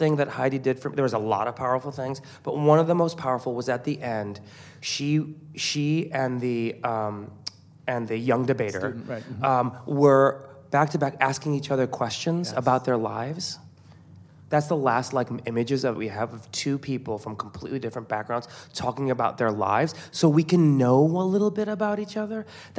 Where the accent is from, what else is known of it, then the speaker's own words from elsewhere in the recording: Iran; born there; I'm Iranian, so I have a lot of places that I can go to. I was born in Iran, and my parents are very Iranian.